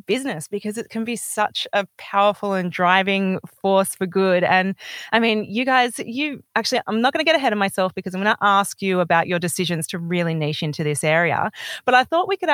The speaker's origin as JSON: {"language": "English", "town": "Byron Bay", "region": "New South Wales", "country": "Australia", "tie": "born or raised there", "said": "my hometown of Byron Bay"}